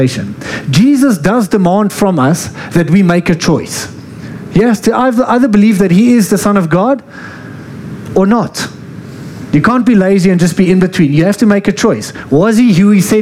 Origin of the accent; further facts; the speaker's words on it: Free State, South Africa; I'm from the Free State